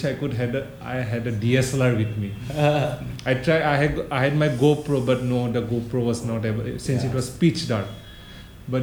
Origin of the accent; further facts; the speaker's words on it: Northeast India, India; we are from Northeast.